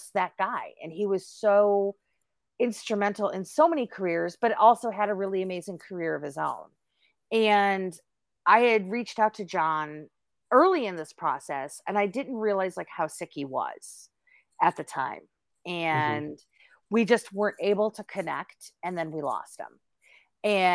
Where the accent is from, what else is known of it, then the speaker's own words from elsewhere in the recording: Chicago, Illinois, United States; I am a Chicago native